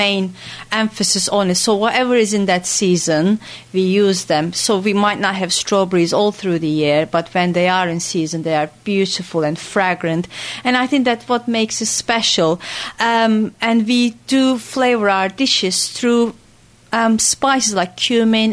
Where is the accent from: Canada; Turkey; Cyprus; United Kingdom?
Turkey; moved away as an adult; also born or lived in Austin, Texas, United States; I was born and bred in Turkey. I lived there for 30 years